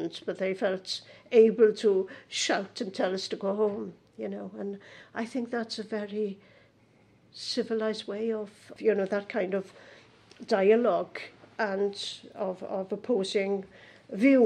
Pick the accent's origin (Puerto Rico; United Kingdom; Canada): United Kingdom; Pontardawe, Wales; also born or lived in Carmarthen; I was brought up in the Swansea Valley where people spoke Welsh or English and didn't care